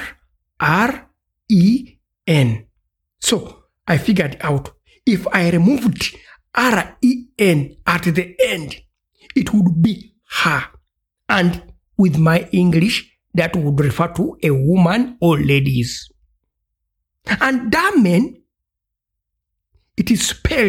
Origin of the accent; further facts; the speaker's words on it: Uganda; ich komme aus Uganda